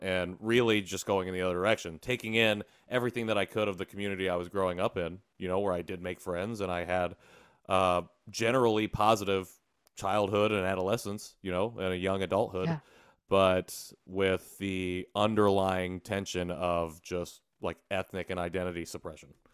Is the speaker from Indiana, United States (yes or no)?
yes; Indiana, United States; born or raised there; moved away as an adult; also born or lived in Seoul, South Korea